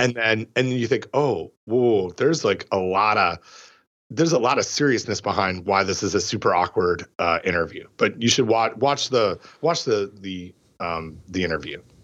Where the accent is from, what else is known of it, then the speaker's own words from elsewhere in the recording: Canada; growing up in Canada